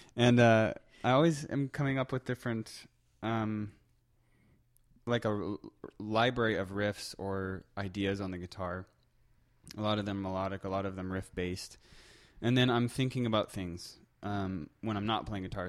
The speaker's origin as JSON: {"language": "English", "region": "Colorado", "country": "United States", "also_born_or_lived": "southern Germany", "moved": "as an adult", "lives_now": "Manitoba, Canada", "said": "I'm originally from Colorado"}